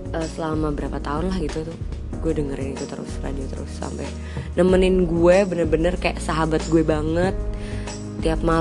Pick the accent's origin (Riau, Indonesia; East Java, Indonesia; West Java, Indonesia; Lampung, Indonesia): West Java, Indonesia; Bekasi; gue yang orang Bekasi rumahnya jauh dari pusat kota gue nggak tahu apa-apa tentang peradaban di Jakarta sana